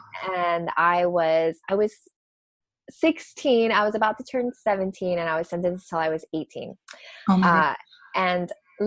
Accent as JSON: {"language": "English", "region": "Hawaii", "country": "United States", "tie": "born or raised there", "said": "I grew up in Hawaii"}